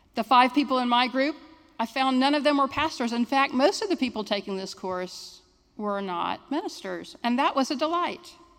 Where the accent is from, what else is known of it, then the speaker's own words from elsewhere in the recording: Jacksonville, Florida, United States; I'm a Jacksonville native